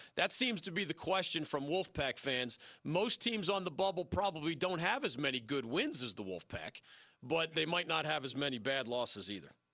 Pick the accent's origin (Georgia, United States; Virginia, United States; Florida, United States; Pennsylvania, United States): Pennsylvania, United States; Philadelphia; moved away; my hometown of Philadelphia